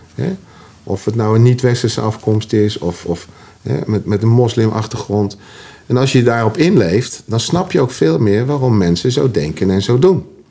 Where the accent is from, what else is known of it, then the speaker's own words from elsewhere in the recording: Utrecht, Netherlands; accent: plat Utrechts; Ik ben als schoffie opgegroeid, zo, zo, zo simpel is dat. Schoffie in Utrecht.